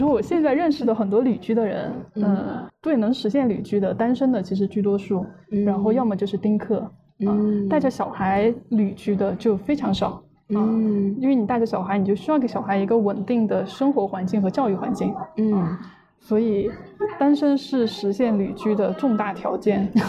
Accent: Mianyang, Sichuan, China; moved away as an adult; also born or lived in Shanghai / Beijing / Dali; now in Chengdu, China; 我老家在四川绵阳

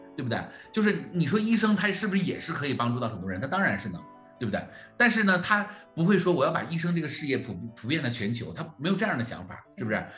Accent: Jilin, China; 我是吉林人嘛，我是吉林人啊，我是东北人

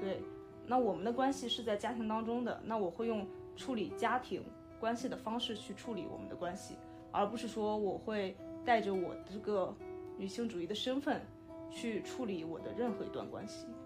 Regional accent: Shandong, China; 因为我是山东人

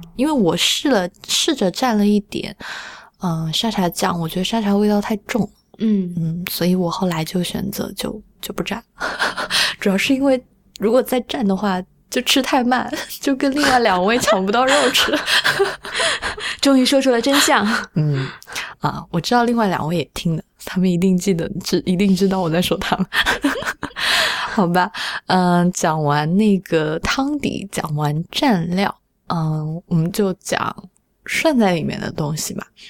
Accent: Sichuan, China; 我小时候在四川吃肉丸

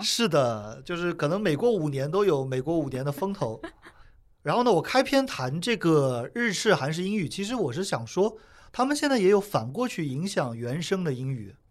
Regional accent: China; 我们中国人都会讲印度口音

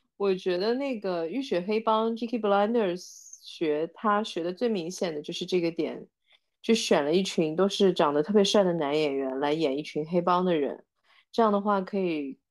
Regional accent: China; 我觉得我们中国人会特别有共鸣感

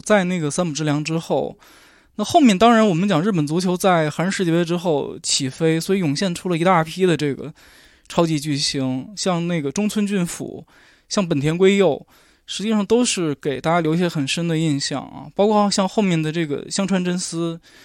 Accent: China; 其实关注日韩足球主要还是因为是中国国足的球迷，

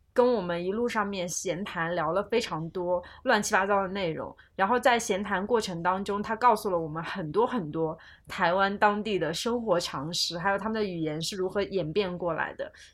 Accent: China; 我作为一个大陆人，在这种陌生的地方，我就觉得自己有一点代表大陆人

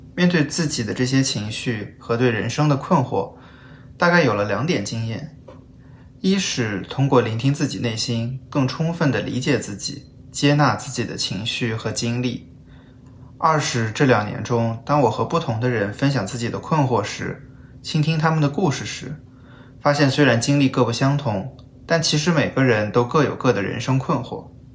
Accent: Shanghai, China; moved away; 我是用这种模式和这个地方我的家乡产生连接

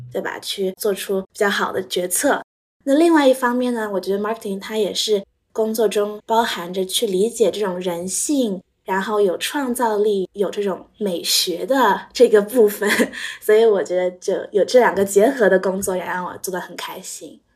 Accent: Shanghai, China; moved away as an adult; also born or lived in North America; 我是从小在上海长大的

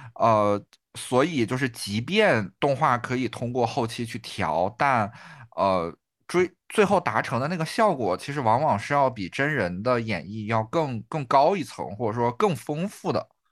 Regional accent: Northeast China, China; 我们东北人

